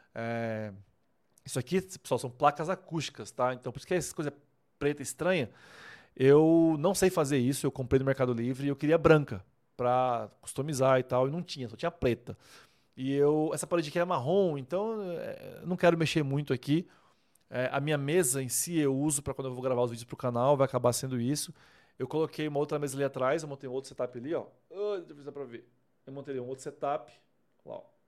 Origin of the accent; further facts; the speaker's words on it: Vilhena, Rondônia, Brazil; moved away as an adult; also born or lived in Maringá; now in Bragança Paulista, Brazil; eu sou rondoniense. Eu nasci em Rondônia, em Vilhena, Rondônia, no ano de 85.